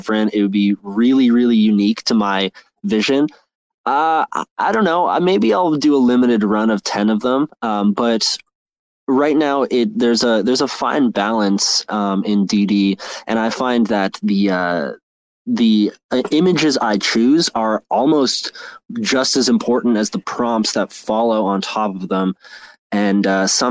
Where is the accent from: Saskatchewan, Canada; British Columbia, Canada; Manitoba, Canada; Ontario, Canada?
Ontario, Canada; Toronto; I'm from Toronto, and I'm big in the music scene.